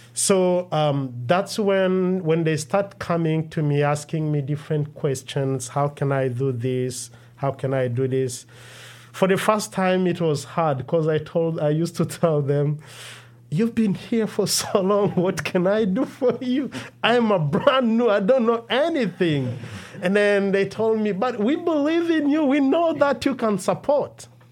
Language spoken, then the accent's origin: English; Rwanda; moved away as an adult; also born or lived in Democratic Republic of the Congo; now in Minnesota, United States; I was born in Democratic Republic of Congo, and I grew up in Rwanda because I fled in 1996 uh, from my country and spent the rest of my life uh, in Rwanda before I moved.